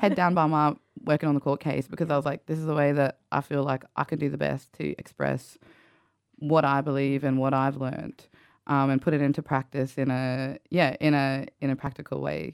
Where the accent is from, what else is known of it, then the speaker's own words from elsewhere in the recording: Central Queensland, Australia; I grew up in Kalkaki, Central Queensland